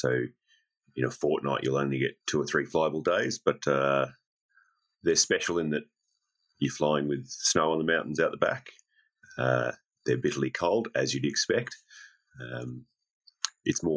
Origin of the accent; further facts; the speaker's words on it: Australia; Dad's Italian, emigrated here in the early 60s with a lot of other people. Met an Australian lady and I'm still here